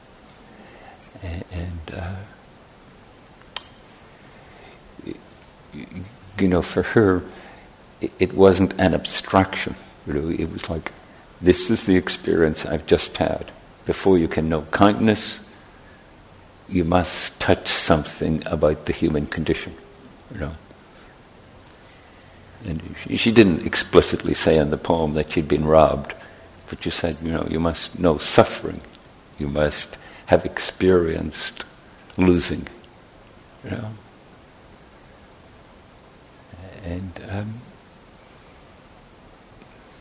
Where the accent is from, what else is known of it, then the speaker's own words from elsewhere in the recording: Northern Ireland, United Kingdom; moved away; where I grew up in Northern Ireland